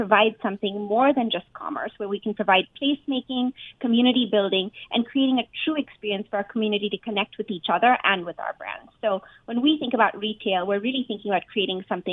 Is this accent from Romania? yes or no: no; India; moved away; my home country of India